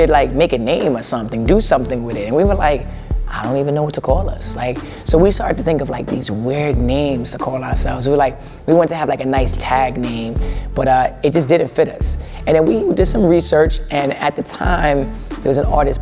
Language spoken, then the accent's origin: English; New York City, New York, United States; … and I were from the South Bronx, born and raised